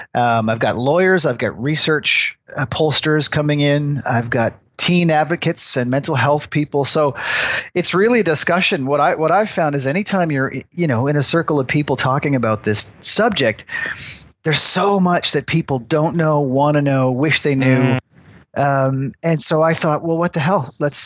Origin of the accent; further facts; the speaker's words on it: Newfoundland and Labrador, Canada; also born or lived in Germany; now in Halifax, Canada; No, I'm from Newfoundland, actually. I was okay. Born there, but military brat, so spent a lot of time moving around. I spent my teenage years living in Germany and then back to Canada in 1990